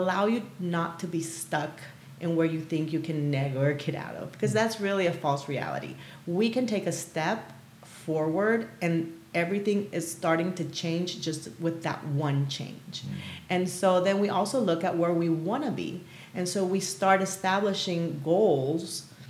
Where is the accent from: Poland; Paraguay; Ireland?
Paraguay; moved away; I was born and raised in South America. So I'm originally from Paraguay